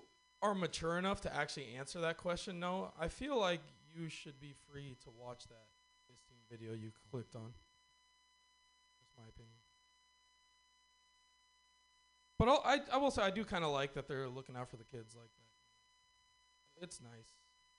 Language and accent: English; California, United States; Well, from Northern California.